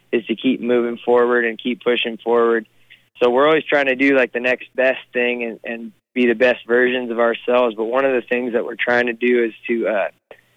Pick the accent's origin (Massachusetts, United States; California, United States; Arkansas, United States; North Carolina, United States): California, United States; moved away as an adult; also born or lived in Santa Cruz / Central Coast; now in Texas, United States; I'm from California and I'm proud to be from there